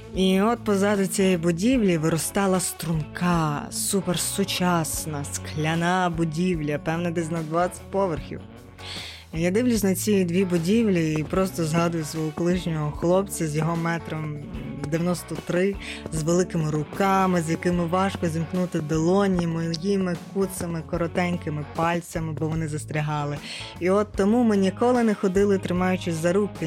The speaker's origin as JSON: {"language": "Ukrainian", "town": "Lviv", "region": "Lviv Oblast", "country": "Ukraine", "said": "як львів'янка"}